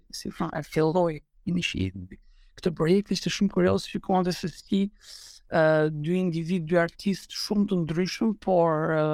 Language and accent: Albanian; Albania; unë si shqiptar